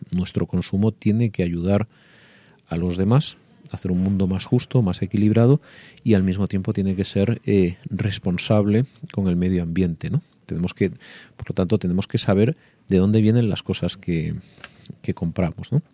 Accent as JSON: {"language": "Spanish", "region": "Andalusia", "country": "Spain", "said": "yo que soy de, de Andalucía"}